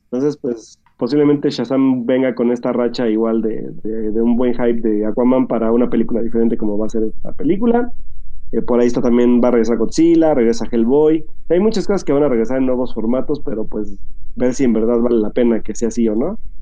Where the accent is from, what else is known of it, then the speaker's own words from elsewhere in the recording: Mexico; nosotros que somos mexicanos